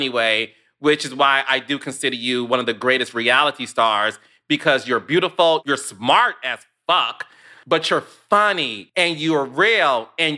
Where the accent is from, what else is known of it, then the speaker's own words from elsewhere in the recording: Detroit, Michigan, United States; I am from Detroit, like Toya.